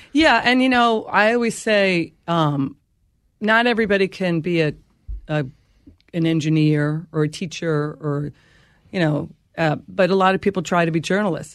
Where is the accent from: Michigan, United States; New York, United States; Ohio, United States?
New York, United States; Rockville Centre; It's a beach community. It's Nassau County. It's Rockville Center.